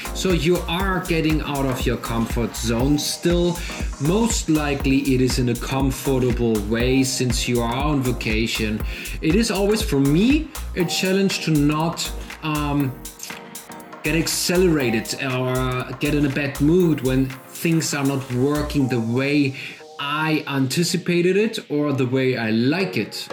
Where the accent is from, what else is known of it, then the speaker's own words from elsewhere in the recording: Germany; accent: German; English is a second language; I'm German, as you are obviously figure with my lovely accent.